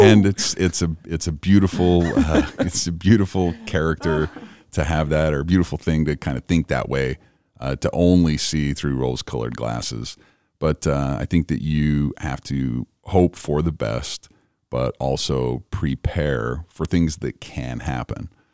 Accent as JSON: {"language": "English", "region": "Idaho", "country": "United States", "also_born_or_lived": "Cache Valley", "moved": "yes", "lives_now": "Utah, United States", "said": "I'm from Idaho."}